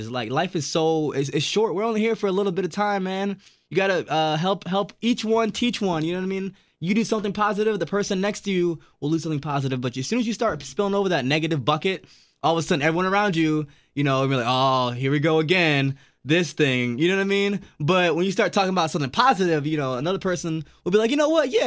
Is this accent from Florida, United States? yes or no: yes; Florida, United States; also born or lived in Jamaica; now in Milwaukee, United States; I was so I was born in Jamaica, grew up in Florida.